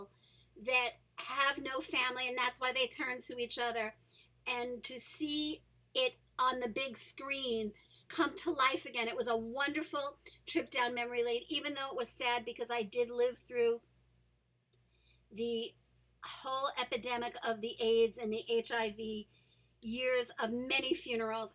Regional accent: New York City, New York, United States; growing up in New York City, a place where people of not only color and race differences are accepted

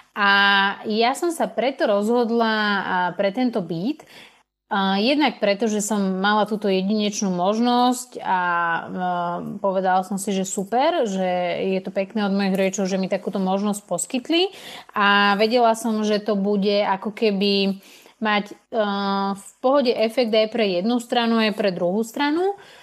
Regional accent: Slovakia; moved away as an adult; also born or lived in Denmark; Ja som vlastne odišla zo Slovenska, kde som predtým teda bývala s mojimi rodičmi

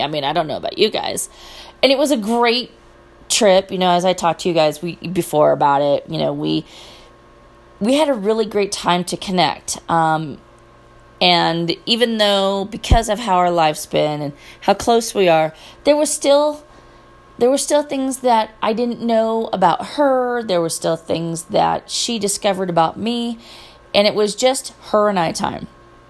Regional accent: Petaluma, California, United States; one of the hosts of My Favorite Murder is from my hometown. So that's kind of awesome. And before you ask, no, I don't know her. I don't remember. Petaluma was small when I was growing up, but it's kind of big now.

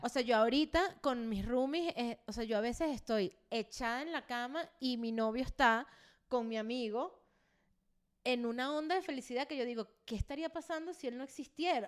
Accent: Venezuela; moved away as an adult; en el DEPA donde yo vivía en Venezuela antes de emigrar, yo duré tres años y medio viviendo ahí y me vine, me fui de Venezuela

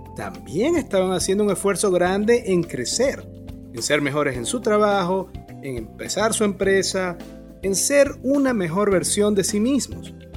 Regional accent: Maracaibo, Zulia, Venezuela; moved away as an adult; now in Bonaire; En el 2011 emigré de Maracaibo, Venezuela, a Bonaire, una pequeña isla en el Caribe holandés

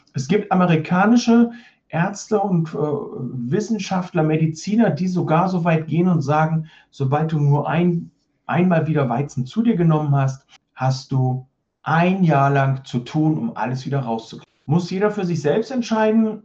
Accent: East Germany, Germany; ich bin in der DDR groß geworden

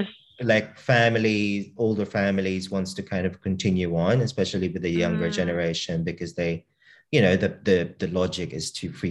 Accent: Australia; I kiss them on the cheek because, like, I'm Australian, right? That's what how we do it in Australia. That's how we greet our elders as a sign of respect, and that's how I kind of brought it up.

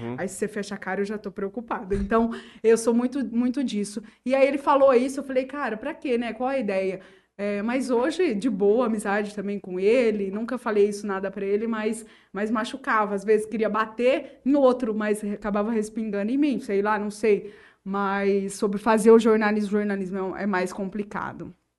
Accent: Urânia, São Paulo, Brazil; Eu nasci em Urânia, inclusive na época que a Santa Casa realizava partos, então eu sou natural de Urânia

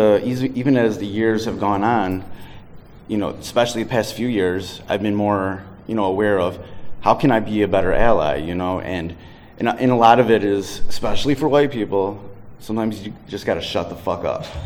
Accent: Detroit, Michigan, United States; I'm from Detroit, was really involved in the hip-hop scene. So I'm a white dude around, you know, a predominantly black city

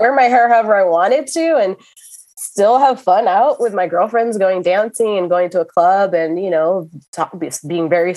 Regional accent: Miami, Florida, United States; in my 20s, you know, growing up in Miami

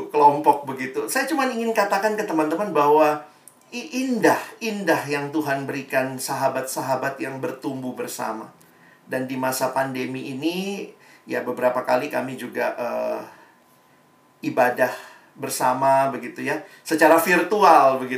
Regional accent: Makassar, South Sulawesi, Indonesia; moved away as an adult; Saya kuliah saya dari Makassar, saya nikmati SMA di Makassar, saya punya kelompok kecil di Makassar. Ketika saya pergi kuliah ke Jakarta, ke Depok

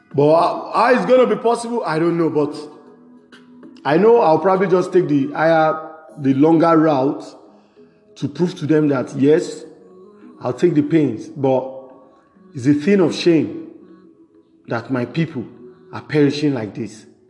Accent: Nigeria; I'm a Nigerian

